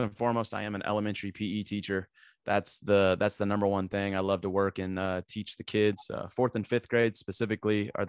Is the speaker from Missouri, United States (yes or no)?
yes; Hannibal, Missouri, United States; back in my hometown in Hannibal, Missouri